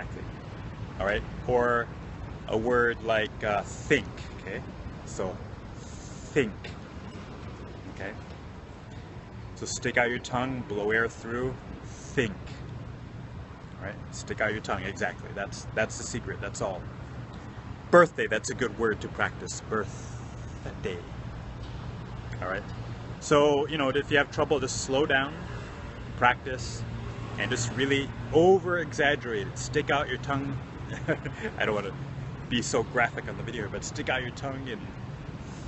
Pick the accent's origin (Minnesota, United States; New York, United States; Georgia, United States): Minnesota, United States; Minneapolis; now in Japan; I'm from Minnesota originally. Minneapolis, Minnesota in the States.